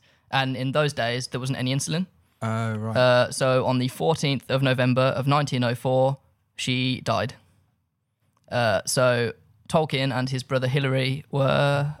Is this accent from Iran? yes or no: no; England, United Kingdom; No, I'm English. So I just speak loud and slow because I'm arrogant.